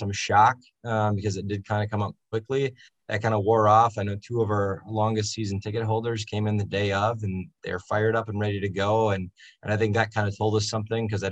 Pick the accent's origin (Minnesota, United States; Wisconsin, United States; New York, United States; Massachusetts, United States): Wisconsin, United States; near La Crosse; ended up making the move to the university close to my hometown